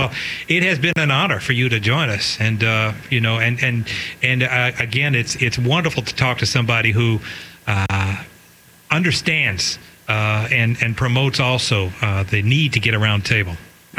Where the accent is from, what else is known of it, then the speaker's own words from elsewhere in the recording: Baton Rouge, Louisiana, United States; I'm from Baton Rouge.